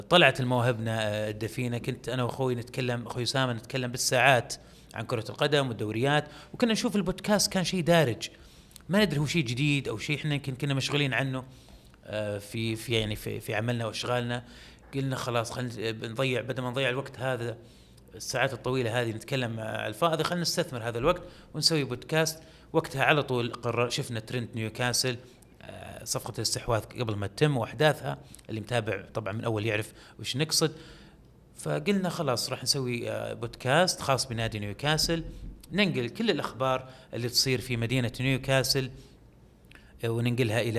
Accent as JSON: {"language": "Arabic", "country": "Saudi Arabia", "said": "ما كانوا متوقعين انه احنا سعوديين"}